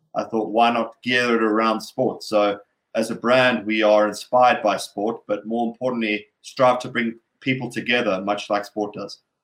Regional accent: Durban, KwaZulu-Natal, South Africa; moved away; as a young kid growing up in Durban

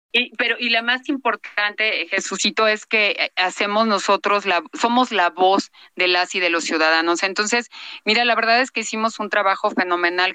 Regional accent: Mexico City, Mexico; yo soy de Coyoacán

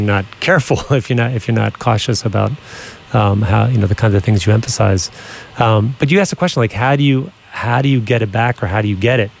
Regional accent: Philadelphia, Pennsylvania, United States; Yeah, same in Philly.

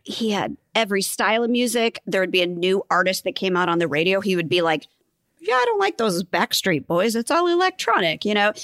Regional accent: Bellevue, Nebraska, United States; So I grew up in Bellevue, Nebraska

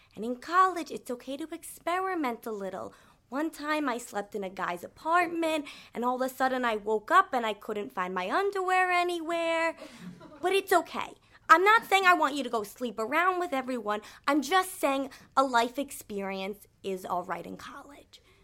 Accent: United States; I am American

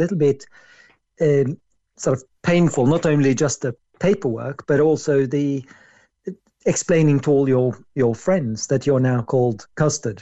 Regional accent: Norway; I was born in Norway

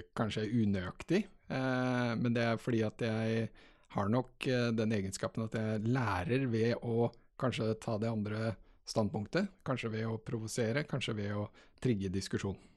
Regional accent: Halden, Østfold, Norway; moved away as an adult; also born or lived in Grimstad / Trondheim / Oslo; Jeg er altså født og oppvokst i Halden

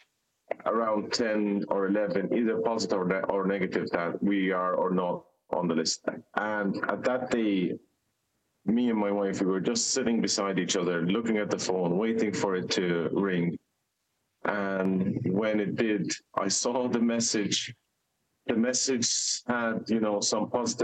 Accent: Gaza, Gaza Strip, Palestine; now in Dublin, Ireland; the lovely city that I was raised up in Gaza

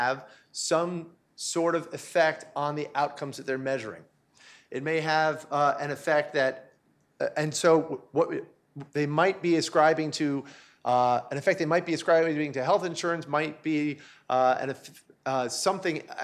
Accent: New York, United States; also born or lived in Charlottesville, Virginia; I'm from New York. I spent more time there as a child than I spent in Charlottesville.

